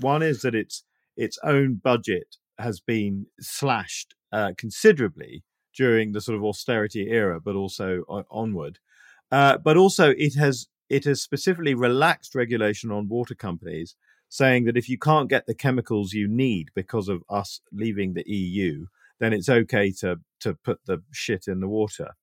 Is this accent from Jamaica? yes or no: no; United Kingdom; being British